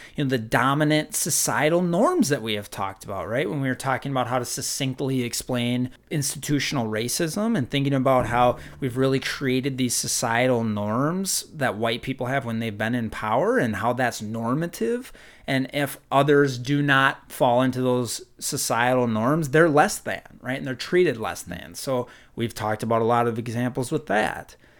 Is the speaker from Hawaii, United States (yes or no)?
no; Minnesota, United States; growing up in Minnesota